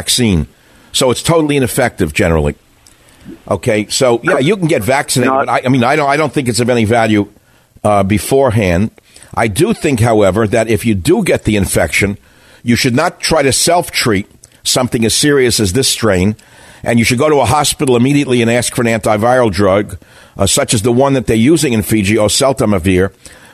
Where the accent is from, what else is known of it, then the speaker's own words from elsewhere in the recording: United States; I'm just an American